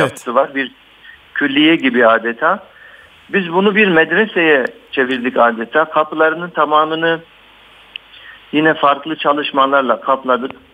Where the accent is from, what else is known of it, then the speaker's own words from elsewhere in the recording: Batman, Batman Province, Turkey; moved away as an adult; also born or lived in Istanbul; bin dokuz yüz altmış altı Batman doğumluyum. İlk orta ve liseyi Ee, Batman'da okudum.